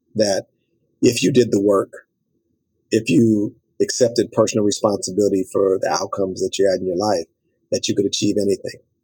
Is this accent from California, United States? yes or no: yes; Los Angeles, California, United States; my story as a young African American male growing up in South Central LA is almost a cliche